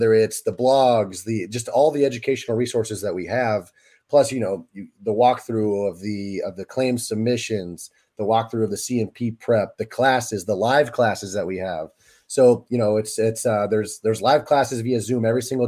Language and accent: English; Florida, United States; now in Kansas City, United States; I hail from Kansas City, Missouri, by way of Florida, growing up, born and raised there